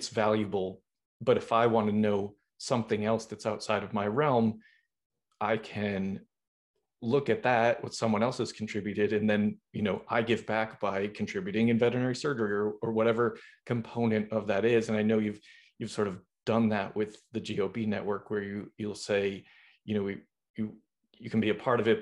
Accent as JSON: {"language": "English", "town": "Boston", "region": "Massachusetts", "country": "United States", "moved": "yes", "lives_now": "Los Angeles, United States", "said": "I'm from Boston."}